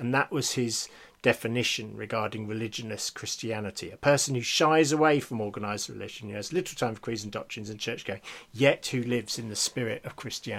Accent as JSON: {"language": "English", "region": "Scotland", "country": "United Kingdom", "said": "and I say this as a Scottish Presbyterian."}